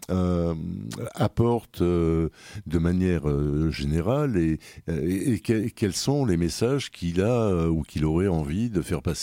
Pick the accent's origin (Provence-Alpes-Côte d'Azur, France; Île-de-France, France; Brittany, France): Île-de-France, France; Paris; moved away as an adult; now in Marseille, France; je viens de Paris.